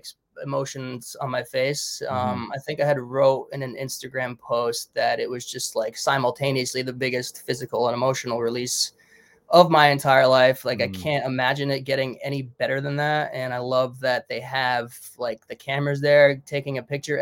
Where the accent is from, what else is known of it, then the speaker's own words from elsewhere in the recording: Connecticut, United States; I'm from Connecticut.